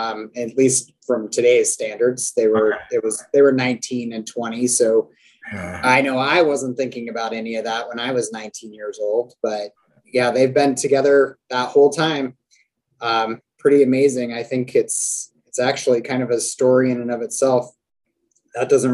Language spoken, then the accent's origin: English; Laramie, Wyoming, United States; I was born and raised in Laramie, Wyoming